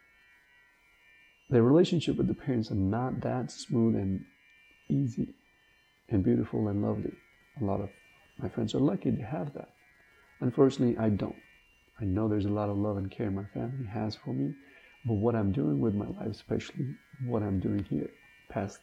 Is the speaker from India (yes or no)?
yes; India; born and raised in India